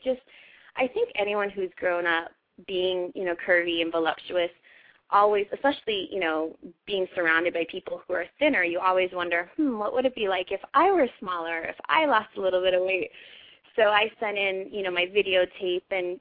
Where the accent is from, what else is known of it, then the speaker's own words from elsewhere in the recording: Honolulu, Hawaii, United States; moved away; also born or lived in Portland; growing up in Honolulu